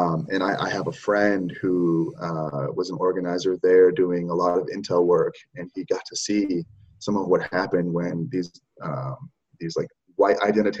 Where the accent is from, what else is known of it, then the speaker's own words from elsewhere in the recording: Oregon, United States; also born or lived in Michigan; church leaders that I have known growing up in Oregon, the West Coast, growing up in the North, in Michigan